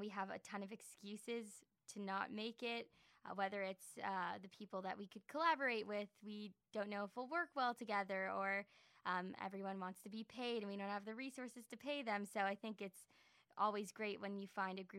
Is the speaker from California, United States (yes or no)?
yes; Los Angeles, California, United States; I'm from Los Angeles